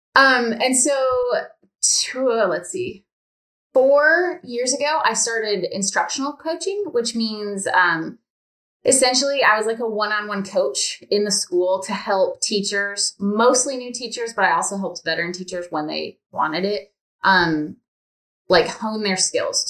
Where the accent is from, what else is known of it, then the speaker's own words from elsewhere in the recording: Michigan, United States; moved away as an adult; also born or lived in Indiana; now in Alabama, United States; I'm from Michigan, and then we moved to Alabama.